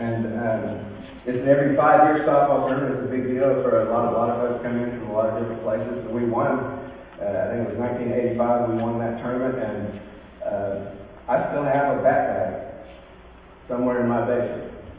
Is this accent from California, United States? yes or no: yes; California, United States; It's El Dorado time in my hometown of California.